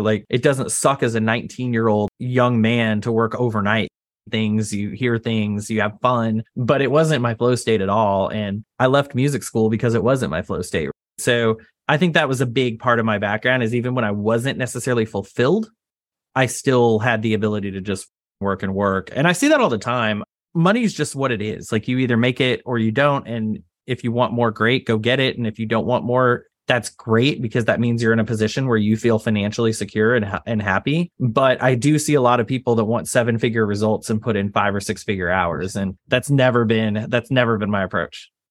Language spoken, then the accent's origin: English; Texas, United States; I grew up in Texas